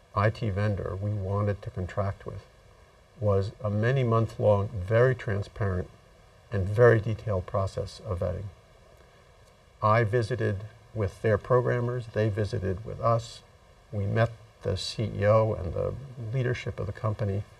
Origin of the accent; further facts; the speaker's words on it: Massachusetts, United States; my home state of Massachusetts